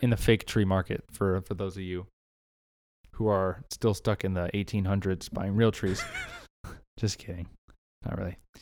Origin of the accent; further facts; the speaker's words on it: Southern California, United States; moved away; I'm from Southern California